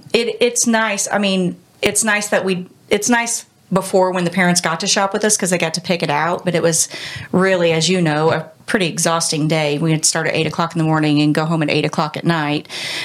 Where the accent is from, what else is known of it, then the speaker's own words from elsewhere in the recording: Columbus, United States; born and raised in Columbus.